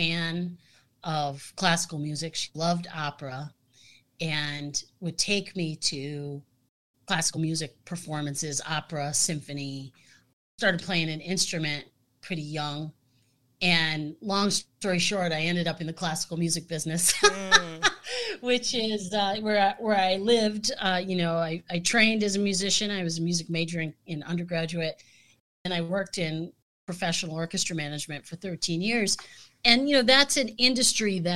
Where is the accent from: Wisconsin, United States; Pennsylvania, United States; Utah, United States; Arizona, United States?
Pennsylvania, United States; Scranton; also born or lived in Midwest; now in Milwaukee, United States; where I grew up in Scranton, Pennsylvania